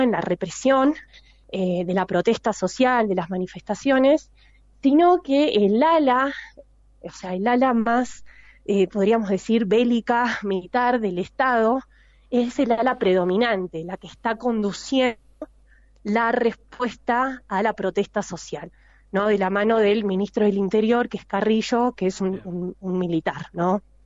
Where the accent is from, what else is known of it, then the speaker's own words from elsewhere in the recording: Argentina; a mí como argentina